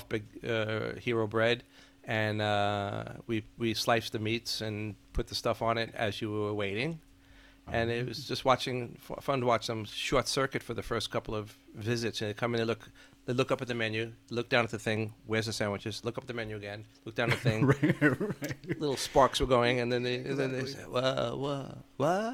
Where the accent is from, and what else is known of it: New York City, New York, United States; born or raised there; moved away as an adult; now in Stockholm, Sweden